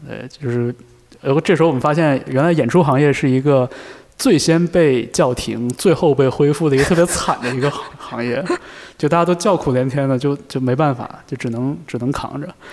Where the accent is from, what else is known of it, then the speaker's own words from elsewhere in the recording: Northeast China, China; 我在东北长大嘛